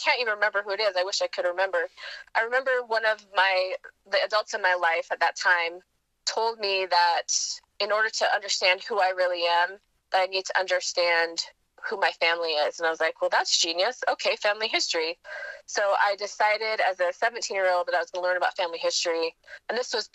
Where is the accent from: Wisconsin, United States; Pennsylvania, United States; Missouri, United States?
Wisconsin, United States; growing up in Wisconsin, near my mom's family